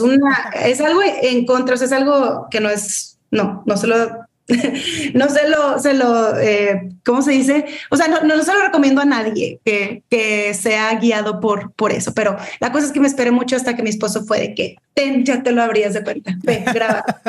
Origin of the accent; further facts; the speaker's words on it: Monterrey, Nuevo León, Mexico; Siempre he vivido aquí en Monterrey, excepto eh, un verano que estuve allá en, California